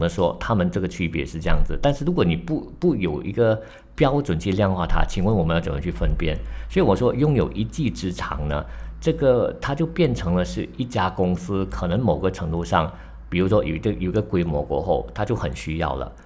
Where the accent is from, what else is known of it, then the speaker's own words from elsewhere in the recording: Malaysia; 作为马来西亚人呢